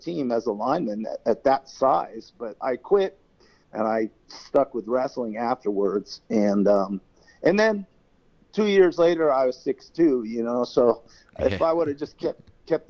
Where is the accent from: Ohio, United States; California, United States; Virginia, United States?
California, United States; Riverside County, Southern; also born or lived in Brooklyn, New York; I grew up in a area of Southern California that is called Riverside County